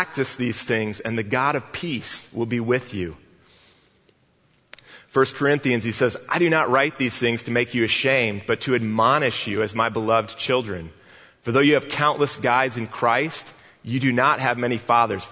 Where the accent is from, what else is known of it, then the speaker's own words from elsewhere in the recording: Northwest Indiana, United States; I grew up in Northwest Indiana, not far from Chicago